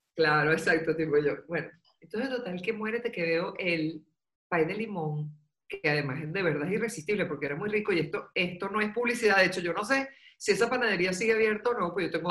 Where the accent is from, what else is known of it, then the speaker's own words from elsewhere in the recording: Caracas, Capital District, Venezuela; yo viví y me crié en Caracas y estuve muchos años en Caracas